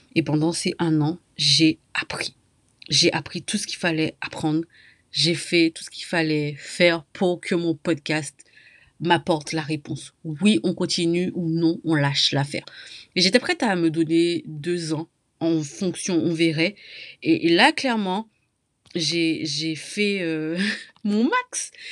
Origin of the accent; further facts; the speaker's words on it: Martinique; je viens moi-même de la Martinique